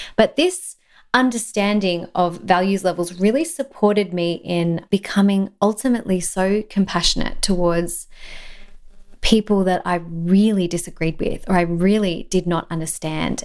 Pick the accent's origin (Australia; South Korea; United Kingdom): Australia; In Australia, we have this thing called tall poppy syndrome, and I think it exists everywhere. It's very common in my home country